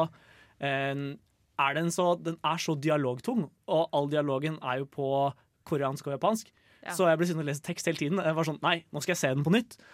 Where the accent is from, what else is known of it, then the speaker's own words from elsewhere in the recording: Lillehammer, Innlandet, Norway; now in Trondheim, Norway; jeg kommer jo fra Lillehammer